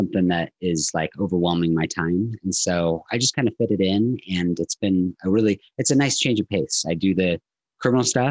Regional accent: Southern California, United States; now in Utah, United States; I grew up in Southern California

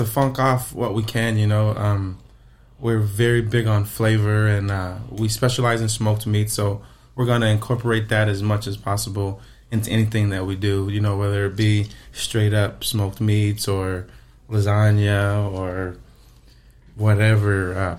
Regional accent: Arizona, United States; also born or lived in Las Vegas, Nevada; I was born and raised in Arizona, moved to Vegas for a couple years, and I came back in high school

